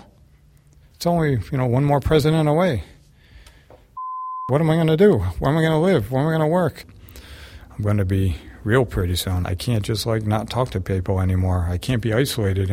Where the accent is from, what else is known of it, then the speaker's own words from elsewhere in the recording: Littleton, United States; I'm from Littleton